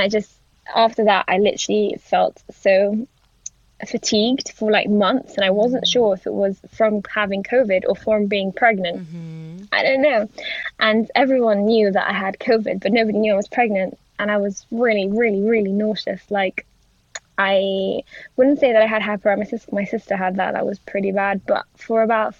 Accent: Gibraltar; moved away; I'm from Gibraltar, which is on the continent. And I literally, like, I grew up, like, next to Spain

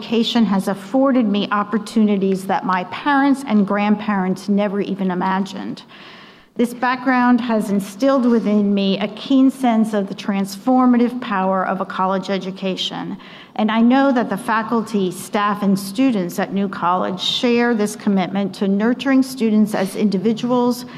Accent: New Jersey, United States; moved away; I was born and raised in New Jersey, one of five children

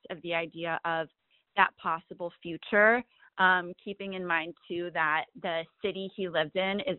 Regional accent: California, United States; Again, I'm from the Bay Area, um, and that is my question for Tinx.

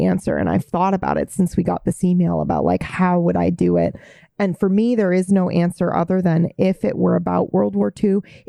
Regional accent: Japan; And I grew up in Japan.

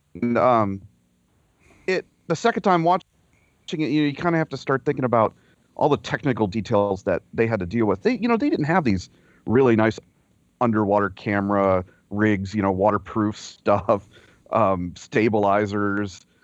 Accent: Florida, United States; I grew up in Florida

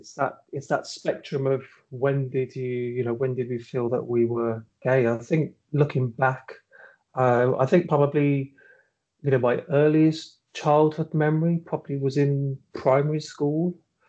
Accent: Birmingham, West Midlands, United Kingdom; moved away; Yeah, so I was born in Birmingham, and that's where I grew up in Birmingham, and I moved away from Birmingham in about 2004, I think it was.

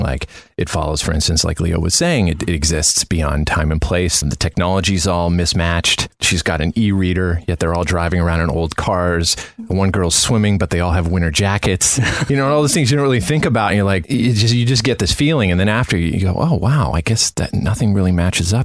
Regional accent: Canada; moved away as an adult; now in Los Angeles, United States; I'm from Canada originally, so I moved here in 2005

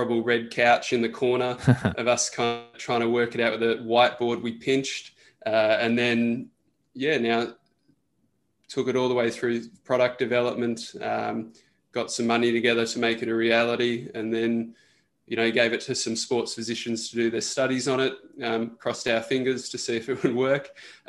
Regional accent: Australia; I'm an Australian national medalist swimmer. I represented Australia at the World Cups.

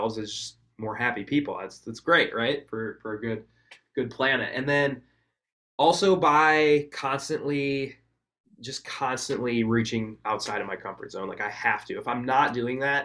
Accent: Wisconsin, United States; I was from Wisconsin too

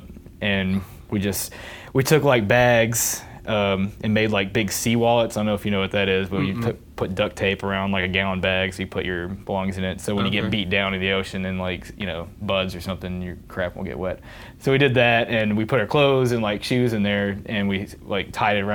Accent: near Murfreesboro, Tennessee, United States; MTSU right here, close to my hometown

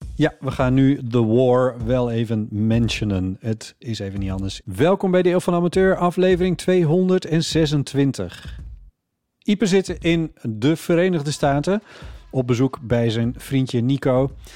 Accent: Friesland, Netherlands; ik ben opgegroeid in Friesland.

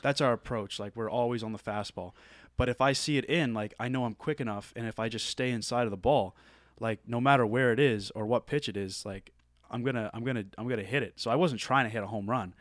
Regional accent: Nova Scotia, Canada; moved away as an adult; I'm from Nova Scotia

